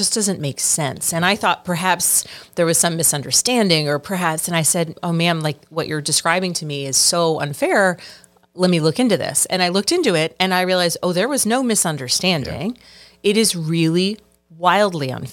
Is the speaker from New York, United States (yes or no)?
no; Virginia, United States; I grew up in Virginia